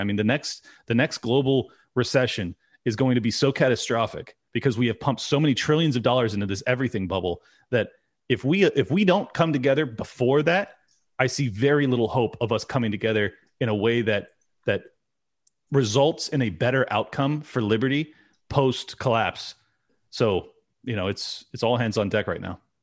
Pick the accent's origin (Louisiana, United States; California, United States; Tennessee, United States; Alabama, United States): California, United States; I'm born and raised California